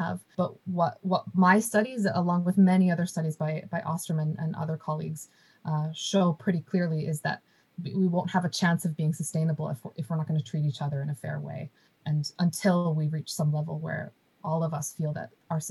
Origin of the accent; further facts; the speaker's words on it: United States; moved away; I was born and raised in the United States